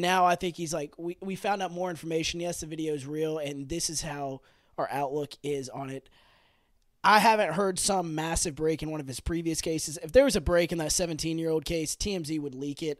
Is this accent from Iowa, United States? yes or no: no; Memphis, Tennessee, United States; we live in Memphis, we're from Memphis